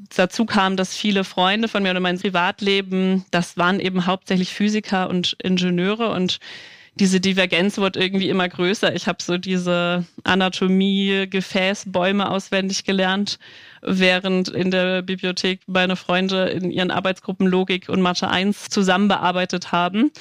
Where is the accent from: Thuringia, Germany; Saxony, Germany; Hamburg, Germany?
Hamburg, Germany; moved away as an adult; now in Dresden, Germany; Ich komme ursprünglich aus Hamburg